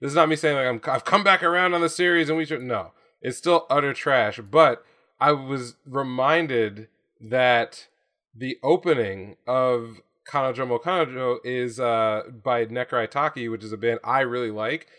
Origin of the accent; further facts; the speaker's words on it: United States; my experience as an American